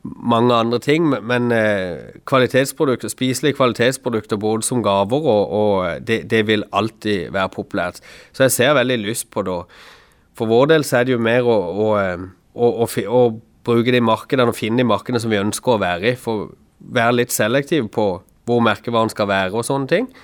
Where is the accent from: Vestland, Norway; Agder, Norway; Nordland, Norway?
Agder, Norway; Kristiansand; er jeg fra Flekkerøy sjøl